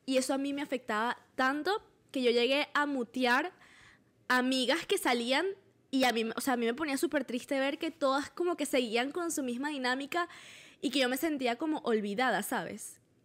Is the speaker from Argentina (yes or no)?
no; Valencia, Carabobo, Venezuela; yo soy de Valencia